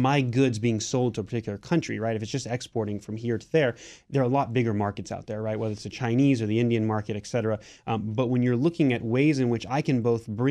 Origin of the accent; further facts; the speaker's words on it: Japan; I grew up in Japan